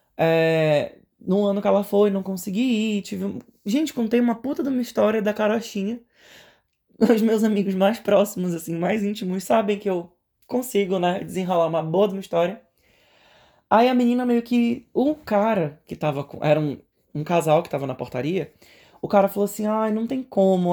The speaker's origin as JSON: {"language": "Portuguese", "country": "Brazil", "moved": "as an adult", "lives_now": "Atlanta, United States", "said": "a gente é brasileiro"}